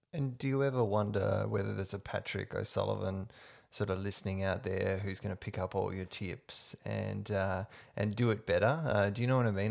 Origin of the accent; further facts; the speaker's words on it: Perth, Western Australia, Australia; moved away as an adult; now in Melbourne, Australia; I'm originally from Perth. I've been here 10 years, and part of why I moved to Melbourne